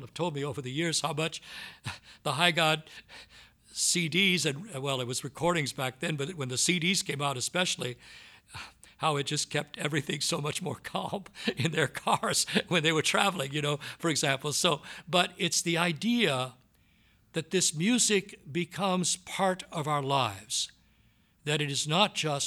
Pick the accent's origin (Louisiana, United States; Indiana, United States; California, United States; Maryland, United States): Louisiana, United States; Southwest; I grew up in Southwest Louisiana, and the music that I grew up on was the Cajun style music